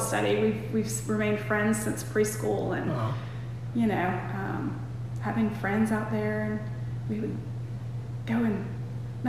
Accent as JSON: {"language": "English", "town": "LaGrange", "region": "Georgia", "country": "United States", "tie": "born or raised there", "also_born_or_lived": "Atlanta", "moved": "yes", "said": "I had a great childhood growing up here in LaGrange. We grew up right on West Point Lake"}